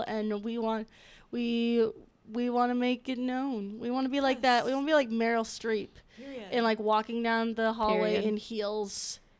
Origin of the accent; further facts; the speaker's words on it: Florida, United States; now in West Lafayette, United States; I'm from Florida.